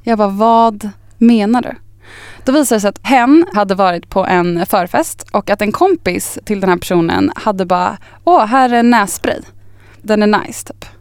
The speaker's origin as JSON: {"language": "Swedish", "town": "Östervåla", "region": "Uppsala County", "country": "Sweden", "also_born_or_lived": "Upplands Väsby", "moved": "yes", "lives_now": "Stockholm, Sweden", "said": "Jag är ju först från liksom Östervåla utanför Tierp Uppsala"}